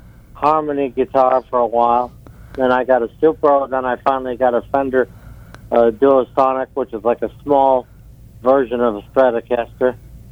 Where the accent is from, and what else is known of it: Rochester, New York, United States; born or raised there; also born or lived in Ottawa, Canada